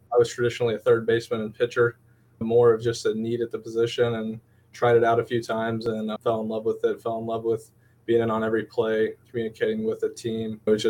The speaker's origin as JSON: {"language": "English", "town": "Manhattan", "region": "Kansas", "country": "United States", "said": "I'm from Manhattan, Kansas."}